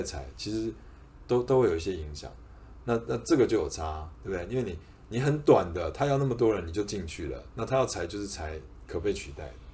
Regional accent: Taipei, Taiwan; 我读书在台北，我在台北长大嘛，新，双北啦

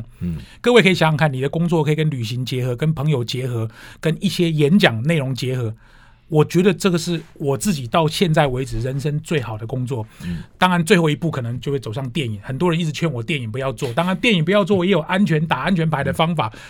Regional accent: Tainan, Taiwan; 我是在台南读小学、中学、高中。

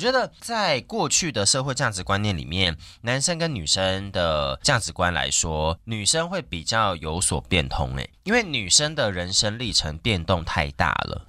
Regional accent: Longtan, Taoyuan, Taiwan; 我从小在龙潭

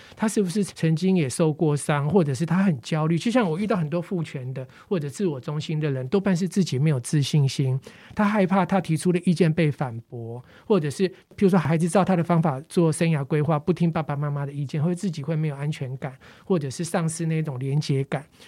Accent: Taipei, Taiwan; 我小时候在万华，生活圈在万华，然后我们邻居呢，也比较多是做底层工作的

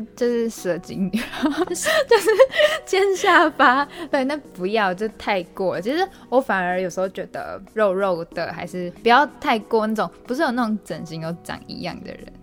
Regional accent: Malaysia; moved away as an adult; now in Taiwan; 我们其实是马来西亚人

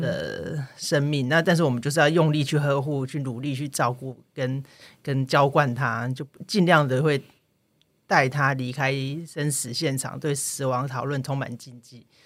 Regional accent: Taipei, Taiwan; moved away as an adult; also born or lived in southern Taiwan; now in Macau; 我自己是在南台湾出生，然后在台北长大

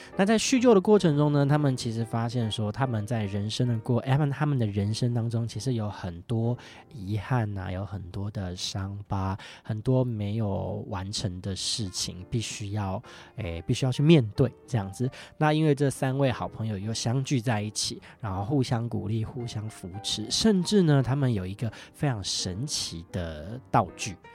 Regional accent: northern Taiwan, Taiwan; 我是北部人这样子

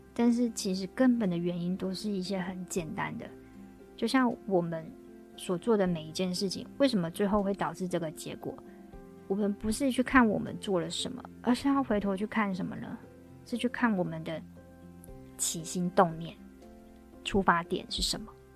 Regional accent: Taiwan; 我们台湾这边

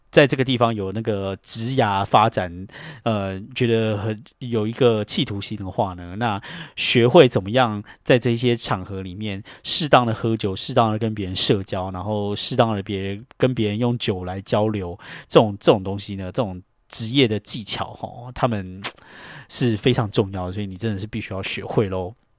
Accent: Taiwan; also born or lived in New York, United States; now in United States; 像我们这种在台湾长大的人

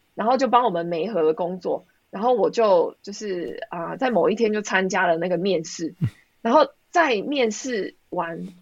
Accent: Taiwan; moved away as an adult; now in Sweden; 我从台湾来嘛，我完全没有国外的经验

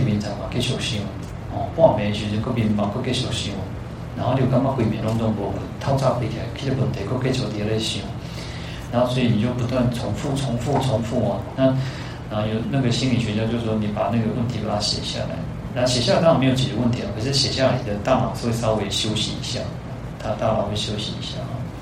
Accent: Taiwan; also born or lived in Kaohsiung; 我们那个台湾人，台湾人因为我们 讲，我们去是讲台语嘛

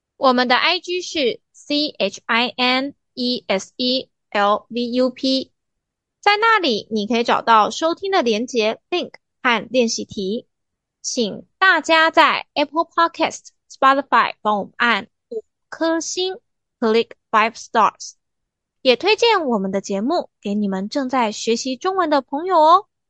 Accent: Taiwan; 按照我们台湾人的传统，那天放假，大部分的人得回家乡去扫墓

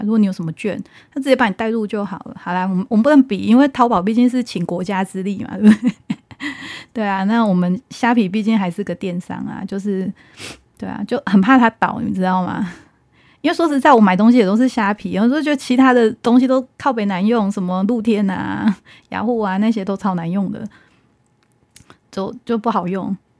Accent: Taiwan; 我们台湾人

